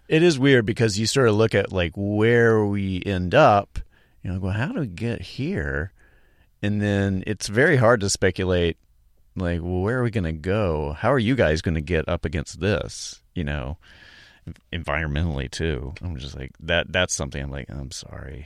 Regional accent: Charlotte, North Carolina, United States; moved away; I'm from North, North Carolina originally, Charlotte

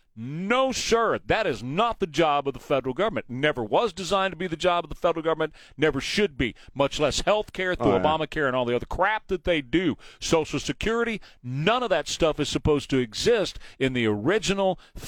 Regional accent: Galveston, Texas, United States; I grew up in Galveston, same thing.

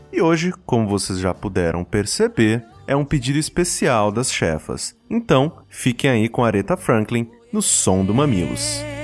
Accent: Rio Grande do Sul, Brazil; now in São Paulo, Brazil; sou gaúcho também

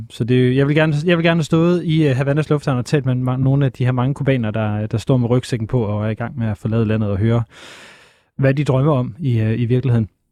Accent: Aalborg, North Denmark Region, Denmark; Men nu er jeg vokset op i Aalborg

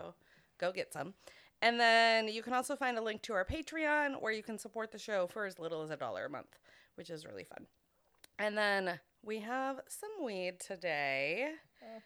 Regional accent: Greenville, Maine, United States; Greenville, Maine, which is my hometown

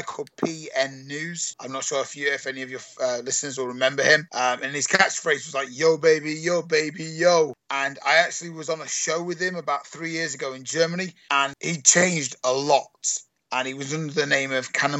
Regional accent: United Kingdom; I'm British

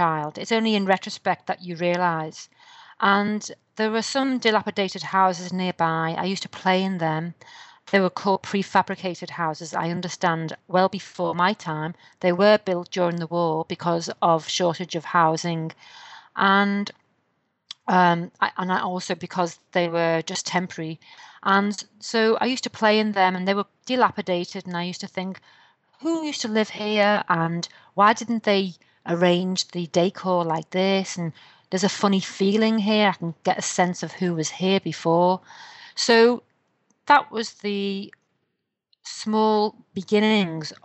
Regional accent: Liverpool, North West England, United Kingdom; I come from Liverpool in the UK

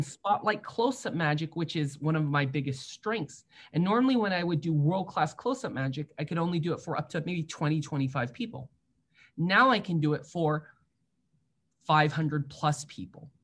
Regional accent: San Francisco, California, United States; I grew up in San Francisco

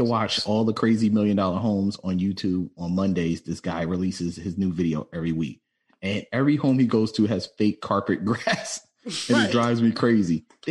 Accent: East Coast, United States; We're from East Coast, like we're low lifes on the East Coast

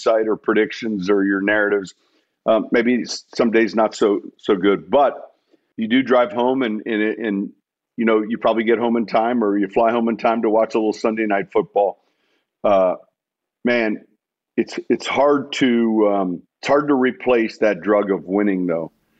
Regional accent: Chicago, Illinois, United States; moved away; I'm from Chicago

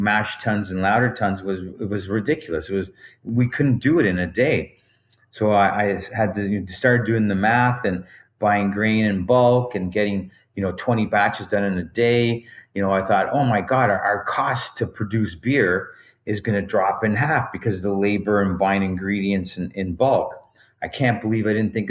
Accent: Bolton, Ontario, Canada; I grew up in Bolton, Ontario

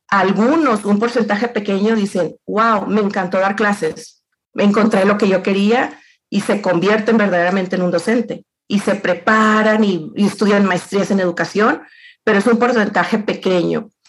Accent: Los Mochis, Sinaloa, Mexico; moved away as an adult; now in Saltillo, Mexico; yo, soy de los Mochis Sinaloa

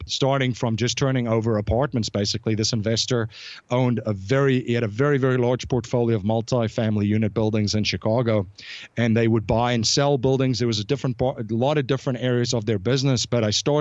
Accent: South Africa; growing up in South Africa, I grew up in a pretty interesting

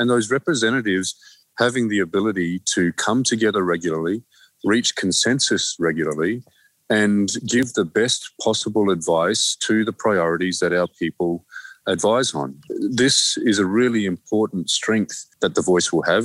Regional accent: Australia; also born or lived in Torres Strait Islands; who we are as australians

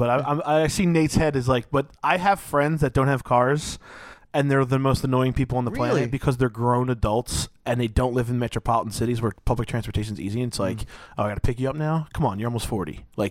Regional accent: New Jersey, United States; I'm from New Jersey

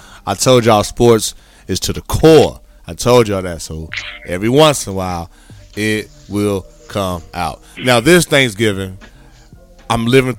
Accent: Midwest, United States; growing up in the Midwest especially, it's cold.

